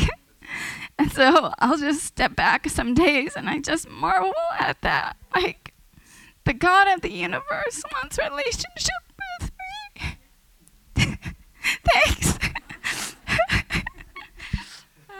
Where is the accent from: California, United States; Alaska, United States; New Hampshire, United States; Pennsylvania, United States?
California, United States; San Diego; I'm originally from San Diego.